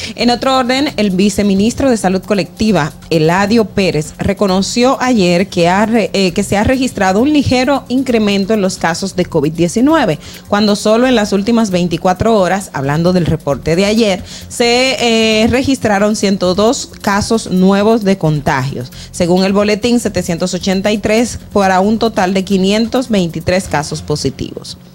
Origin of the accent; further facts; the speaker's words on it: Independencia, Dominican Republic; la provincia Independencia, de donde yo soy